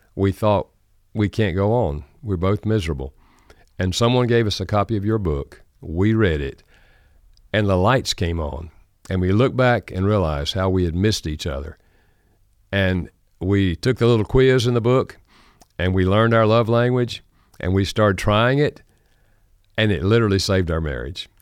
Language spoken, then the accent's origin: English; North Carolina, United States; accent: Southern American; I grew up in North Carolina. Uh, thus, I have a Southern American accent